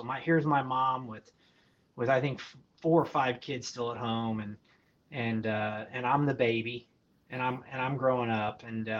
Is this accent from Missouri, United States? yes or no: yes; Poplar Bluff, Missouri, United States; I grew up in the Ozarks, a little town, Poplar Bluff, Missouri.